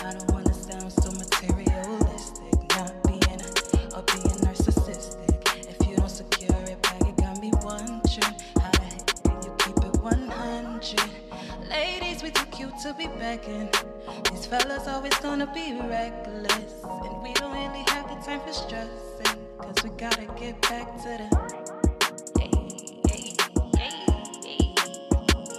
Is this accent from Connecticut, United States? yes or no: yes; Bridgeport, Connecticut, United States; I'm from Bridgeport, Connecticut.